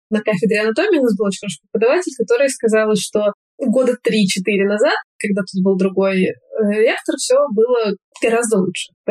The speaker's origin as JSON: {"language": "Russian", "region": "Moscow", "country": "Russia", "tie": "born or raised there", "also_born_or_lived": "Kemerovo Oblast / Uzbekistan / Turkey", "moved": "as an adult", "lives_now": "Slovenia", "said": "Мне 27 лет. Я вообще родилась в Кемеровской области, но почти с младенчества я живу в Москве, поэтому можно сказать, что я из Москвы."}